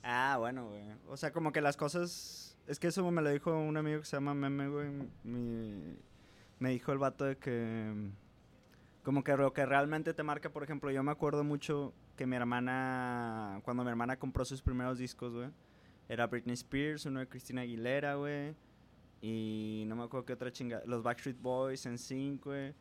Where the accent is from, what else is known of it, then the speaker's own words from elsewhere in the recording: San Nicolás de los Garza, Nuevo León, Mexico; yo soy un morro de San Nicolás, panista conservador católico